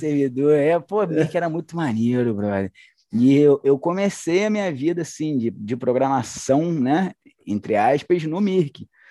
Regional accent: Niterói, Rio de Janeiro, Brazil; accent: carioca; moved away as an adult; now in Belo Horizonte, Brazil; Universidade Federal Fluminense, lá da minha cidade, Niterói

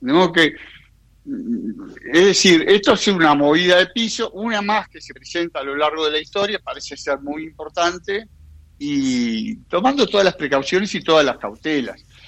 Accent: Uruguay

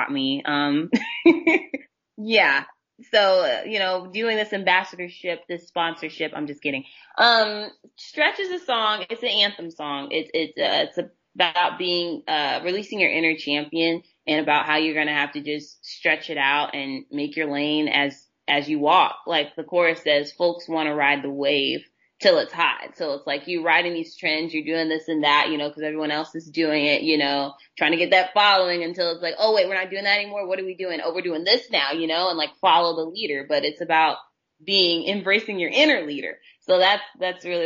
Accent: Texas, United States; I'm from Texas.

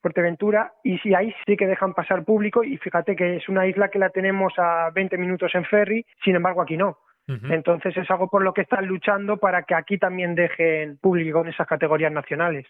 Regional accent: Alcázar de San Juan, Castilla-La Mancha, Spain; moved away as an adult; now in Lanzarote, Spain; yo quiero mucho mi pueblo, Alcázar de San Juan

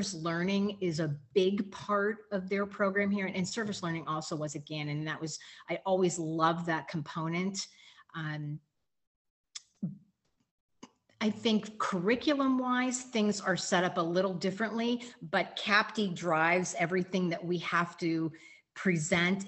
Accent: Erie, Pennsylvania, United States; moved away as an adult; now in Kentucky, United States; born and raised in Erie and went away to school, but then came back and was there

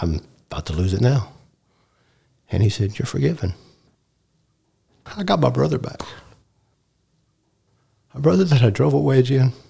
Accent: Sunnyvale, Texas, United States; also born or lived in Lake Highlands, Dallas, Texas; we moved from Lake Highlands to Sunnyvale

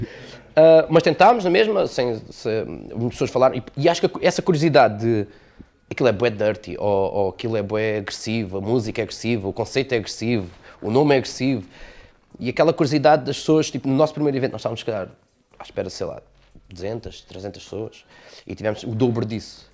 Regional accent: Almancil, Algarve, Portugal; also born or lived in Montijo; eu sou de, do, do Montijo, mas vivo cá desde, desde pequenino, portanto sou, sou algarvio

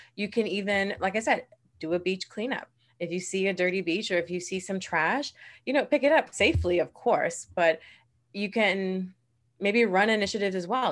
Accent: Bahamas; born in the Bahamas and raised in this beautiful country

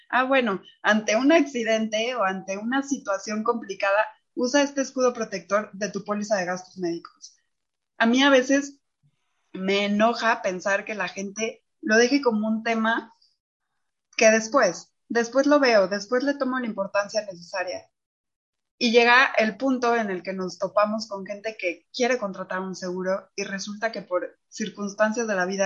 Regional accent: Mexico; Somos mujeres mexicanas

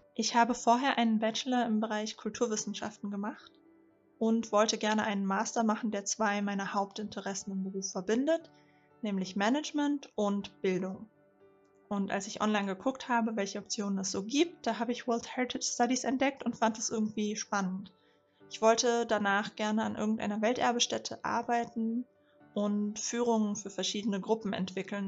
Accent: Rhine-Main area, Hesse, Germany; ich bin 29 und bin im Rhein-Main-Gebiet aufgewachsen.

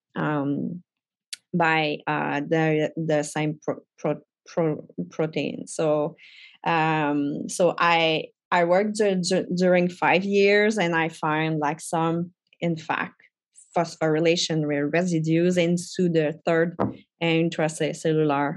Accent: Trois-Rivières, Quebec, Canada; English is a second language; I come from a little town between Montreal and Quebec City. So I'm from Trois-Rivières. Yeah, so my English is not my first language.

